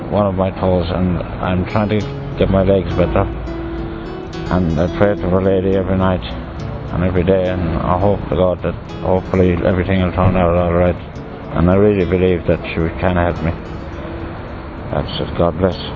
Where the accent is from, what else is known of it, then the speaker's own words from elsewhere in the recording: Ireland; I'm from Ireland